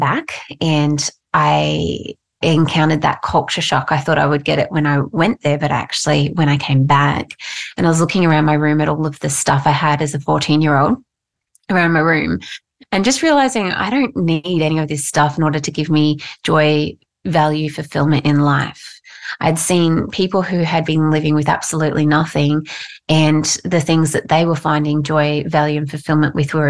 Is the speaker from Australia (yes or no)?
yes; Mackay, Queensland, Australia; I grew up in North Queensland, actually, in Mackay